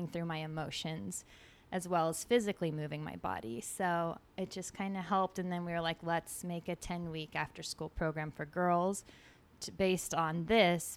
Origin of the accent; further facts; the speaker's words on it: Midwest, United States; we grew up in the Midwest and it was like super small town